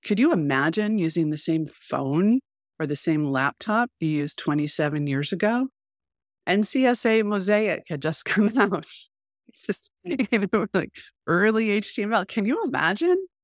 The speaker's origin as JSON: {"language": "English", "country": "United States", "said": "as an American"}